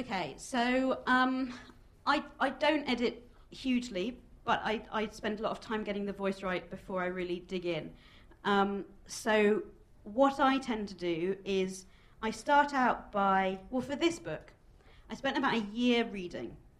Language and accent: English; United Kingdom; as a Jewish person growing up in Britain